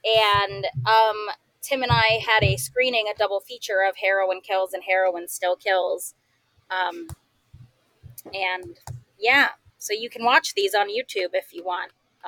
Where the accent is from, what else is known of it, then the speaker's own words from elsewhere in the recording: Howard County, Maryland, United States; I grew up in Howard County.